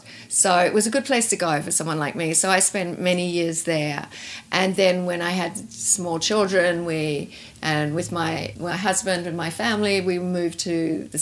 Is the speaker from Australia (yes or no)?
yes; Tasmania, Australia; I grew up in Tasmania.